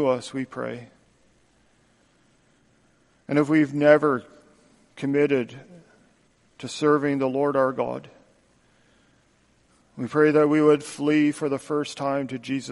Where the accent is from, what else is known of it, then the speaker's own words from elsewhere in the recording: Canada; moved away as an adult; now in United States; as a Canadian, I've been living here for just over five years now